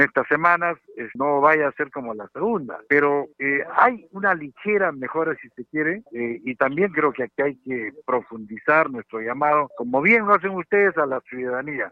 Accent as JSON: {"language": "Spanish", "country": "Peru", "said": "como ciudadano peruano"}